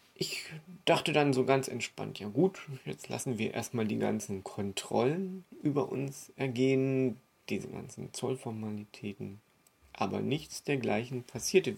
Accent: Germany; now in Austria; ich bin ja Deutscher

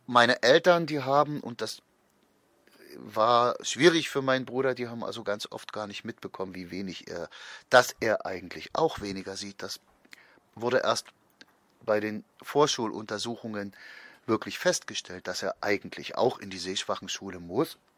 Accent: Saxony, Germany; Ich bin also meine ersten sechs Jahre auf dem Dorf aufgewachsen hier bei Leipzig.

